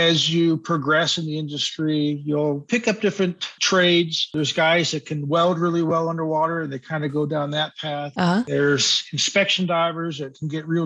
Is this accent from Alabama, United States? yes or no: no; Santa Cruz, California, United States; I grew up on the West Coast, Santa Cruz area, San Francisco Bay area